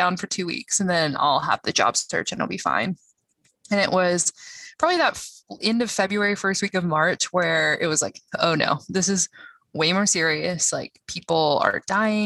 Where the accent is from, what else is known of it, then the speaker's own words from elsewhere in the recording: Georgia, United States; I am from Georgia.